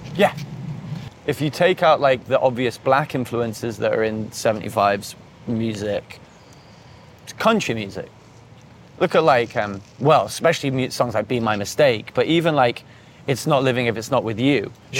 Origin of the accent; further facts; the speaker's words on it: North East England, United Kingdom; moved away; also born or lived in Cheshire; I grew up in the Northeast and then moved to the Northwest.